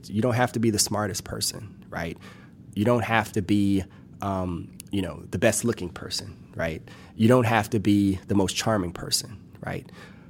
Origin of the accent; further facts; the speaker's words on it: Louisiana, United States; Well, it's more like a roux, because I'm from South Louisiana, so it's more like it's a roux.